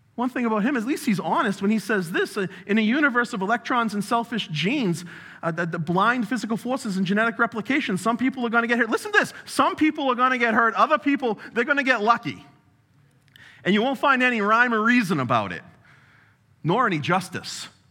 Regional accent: New England, United States; I'm also from New England, if you haven't uh, noticed. And we talk real fast

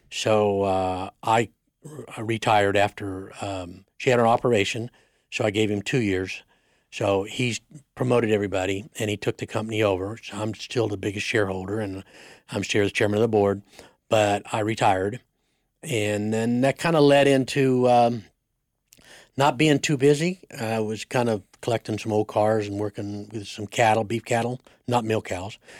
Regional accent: Siloam Springs, Arkansas, United States; grew up in Arkansas, Solomon Springs, Arkansas, on a, on a dairy

